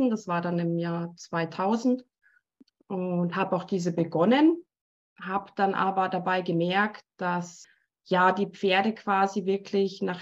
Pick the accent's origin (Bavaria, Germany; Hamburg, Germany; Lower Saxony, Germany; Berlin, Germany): Bavaria, Germany; Munich; accent: Bavarian; moved away as an adult; now in Switzerland; komme ursprünglich eigentlich aus München, äh, bin jetzt aber schon seit 17 Jahren in der Schweiz wohnhaft und auch tätig